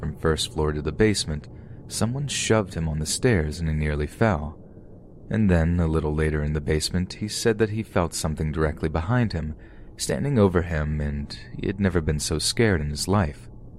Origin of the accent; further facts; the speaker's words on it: Washington, United States; I am currently 25 years old. I grew up in Washington State.